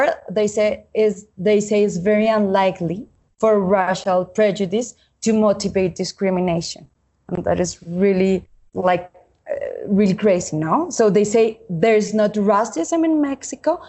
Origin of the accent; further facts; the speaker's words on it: Colombia; I was born and raised in Colombia in a family affected by armed conflict.